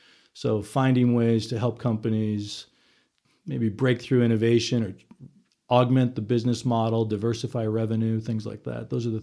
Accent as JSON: {"language": "English", "town": "Milwaukee", "region": "Wisconsin", "country": "United States", "tie": "born or raised there", "said": "So went to grew up in Milwaukee between my family and my wife still works for the Chamber of Commerce in Milwaukee."}